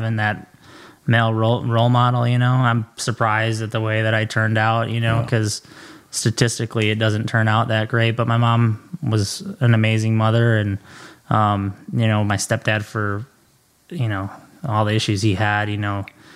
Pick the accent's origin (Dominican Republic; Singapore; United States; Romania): United States; Minnesota; I grew up in Sault Ste. Paul, Minnesota. It's a very small town, big hockey town